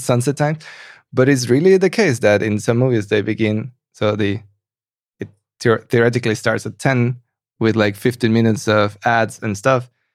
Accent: Mexico; now in Berlin, Germany; I come from Mexico

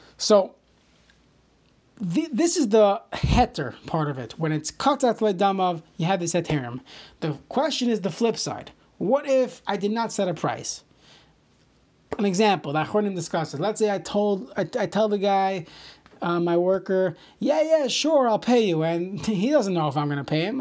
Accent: New York City, New York, United States; I grew up in Brooklyn

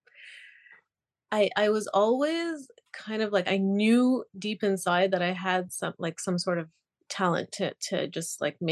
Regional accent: Montreal, Quebec, Canada; also born or lived in Israel; I was born in Israel and I grew up in Canada, in Montreal.

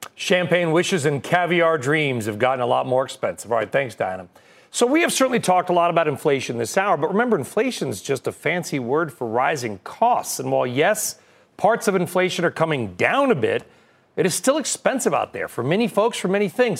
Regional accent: Southern California, United States; I'm from Southern California

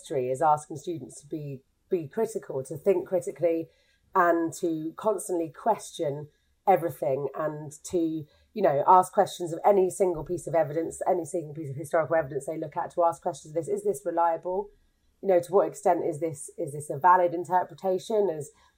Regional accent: London, United Kingdom; moved away as an adult; now in Norwich, United Kingdom; I'm from London originally. I now live in Norwich.

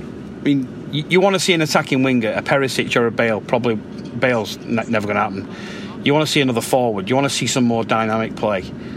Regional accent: Leigh, North West England, United Kingdom; moved away as an adult; now in United States; I'm from Lee

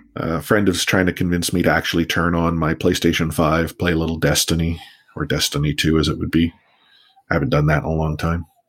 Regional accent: Canada; we're Canadian

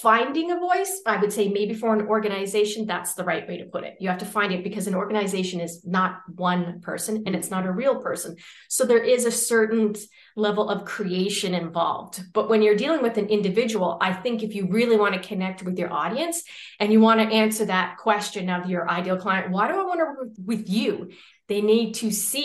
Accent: Canada; moved away as an adult; now in Valencia, Spain; I'm Canadian, but I'm currently living in what I think is probably the most popular city on earth right now.

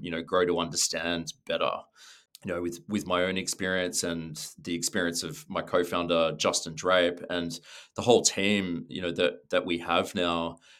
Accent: Sydney, New South Wales, Australia; moved away; also born or lived in London / New York / Los Angeles; I'm from Sydney, um, but I've been really lucky to live and work in different places around the world.

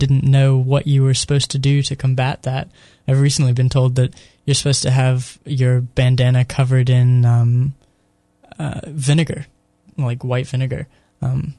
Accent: United States

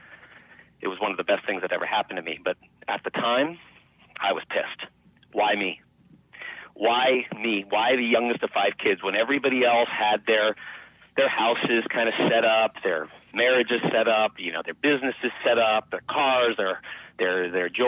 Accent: Los Angeles, California, United States; also born or lived in Mexico City, Mexico / Beverly Hills; I grew up in Los Angeles, so there was no snow to speak of.

